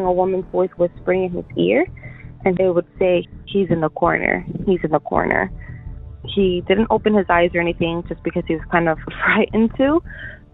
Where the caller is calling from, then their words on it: Miami, Florida, United States; I'm calling from Miami, Florida.